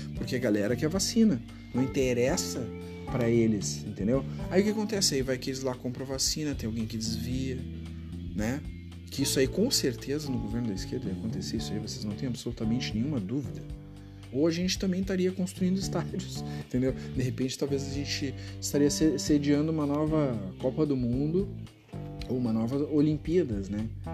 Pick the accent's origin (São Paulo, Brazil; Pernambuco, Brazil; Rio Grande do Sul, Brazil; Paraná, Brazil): Rio Grande do Sul, Brazil; eu sou do Sul